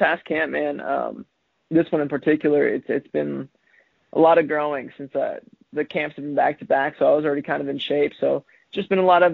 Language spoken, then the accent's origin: English; Kansas City, United States; growing up in Kansas City